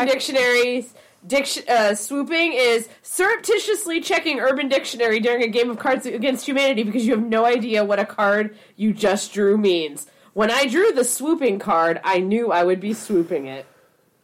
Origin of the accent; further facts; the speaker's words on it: Southern California, United States; I'm from Southern California